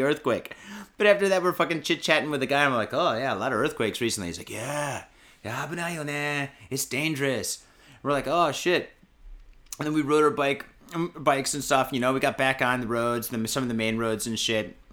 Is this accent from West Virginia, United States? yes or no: no; Michigan, United States; now in Japan; I'm from Michigan.